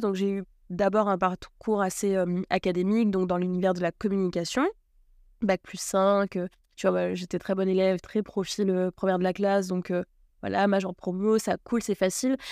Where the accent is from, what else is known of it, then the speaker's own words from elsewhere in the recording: Martinique; je suis née en Martinique sur une petite île qui fait 80 km de long